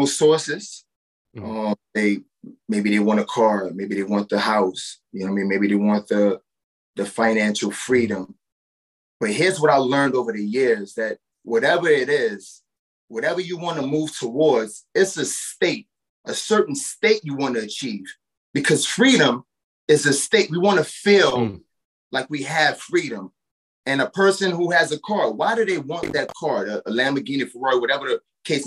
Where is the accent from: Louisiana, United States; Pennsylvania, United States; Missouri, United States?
Louisiana, United States; New Orleans; moved away as an adult; now in Nashville, United States; born and raised in New Orleans, Louisiana. And I was displaced by Hurricane Katrina years ago